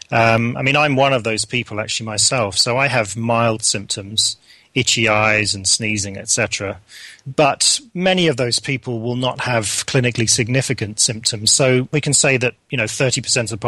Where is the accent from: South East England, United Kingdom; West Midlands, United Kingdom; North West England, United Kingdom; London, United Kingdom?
London, United Kingdom; moved away as an adult; now in Hamilton, Canada; I am from southwest London. I grew up in the Wimbledon area, went to school in Wimbledon